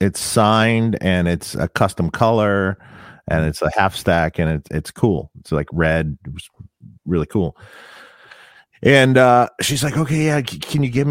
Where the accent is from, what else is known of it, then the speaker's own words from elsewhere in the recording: Detroit, Michigan, United States; I was in my hometown, Detroit